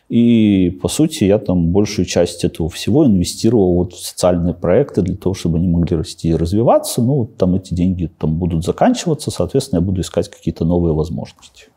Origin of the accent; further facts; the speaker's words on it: Babruysk, Mogilev Region, Belarus; moved away as an adult; also born or lived in Astravyets / Mikhalishki / Minsk; в Бобруйске прошло мое детство. На самом деле я вообще родился в Островце